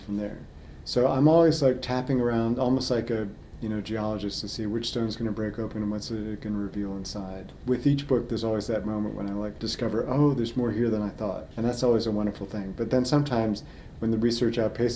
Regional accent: Los Angeles, California, United States; also born or lived in Washington, D.C.; now in Milwaukee, United States; I grew up in Los Angeles

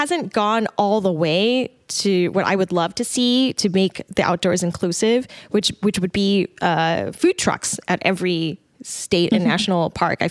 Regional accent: Dallas, Texas, United States; also born or lived in Atlanta; now in Austin, United States; I grew up, I'm from Dallas

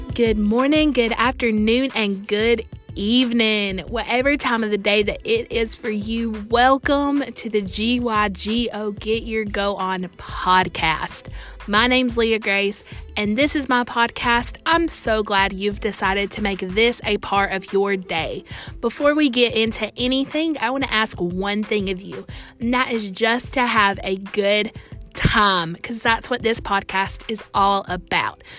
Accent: Alabama, United States; I'm from Alabama. I attend church here where I'm from

